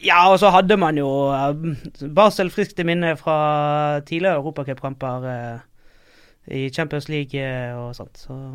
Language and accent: Norwegian; Bergen, Vestland, Norway; moved away as an adult; now in Oslo, Norway; jeg kommer fra Bergen. Uh, og har vel ja, bor her i Oslo nå et par år.